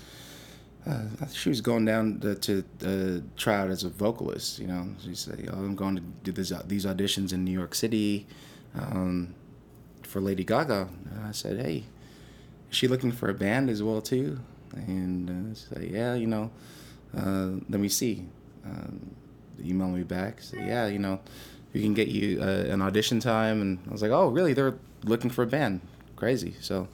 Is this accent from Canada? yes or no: yes; Toronto, Ontario, Canada; growing up in Scarborough at that time